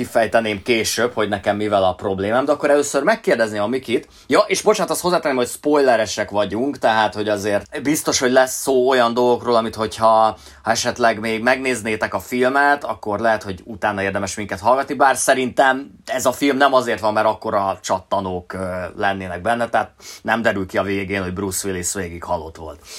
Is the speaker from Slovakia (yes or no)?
no; Hungary; mi itt Magyarországon a Sziget Fesztivállal a seggünkben nőttünk föl